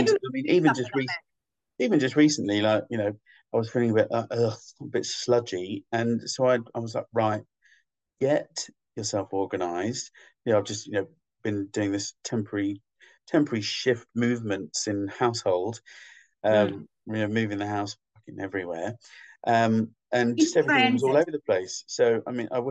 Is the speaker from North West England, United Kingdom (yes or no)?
no; London, United Kingdom; also born or lived in Scotland; half Scottish, so I'm like, and Londoner, Scottish